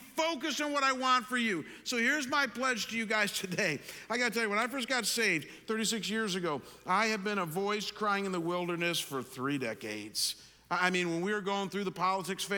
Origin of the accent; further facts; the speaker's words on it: Chagrin Falls, Ohio, United States; now in Arizona, United States; Chagrin Falls, my hometown